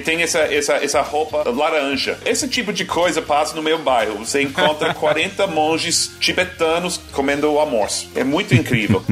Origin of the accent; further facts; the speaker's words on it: Boston, Massachusetts, United States; Portuguese is a second language; moved away as an adult; now in New York, United States; Eu não fui criado aqui, fui criado em Boston. Cheguei aos 22 anos, há, há várias décadas atrás